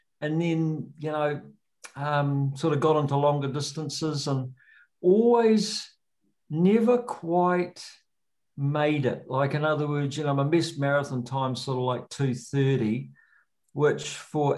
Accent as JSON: {"language": "English", "region": "Auckland", "country": "New Zealand", "tie": "born or raised there", "also_born_or_lived": "Hobsonville", "moved": "yes", "lives_now": "Wanaka, New Zealand", "said": "I grew up up north in Auckland."}